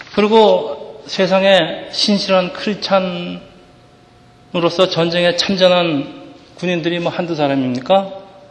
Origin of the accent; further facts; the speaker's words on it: South Korea; now in Edison, United States; 우리가 한국 이민자들이